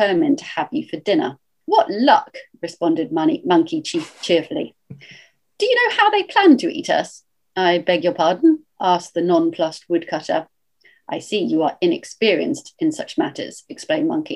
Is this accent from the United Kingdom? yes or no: yes; United Kingdom; because I am British, my register and range of reference tends to be more British